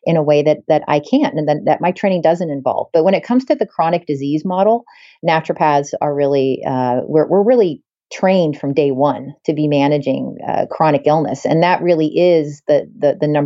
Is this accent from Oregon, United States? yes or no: yes; Portland, Oregon, United States; moved away as an adult; now in New Hampshire, United States; I grew up in Portland, Oregon, actually. I'm not actually an East Coast girl. I'm a West Coast girl